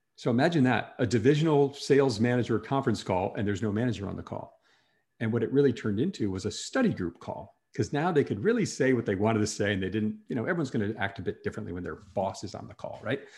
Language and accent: English; Wisconsin, United States; moved away as an adult; also born or lived in New York City; I grew up in Wisconsin, moved to New York City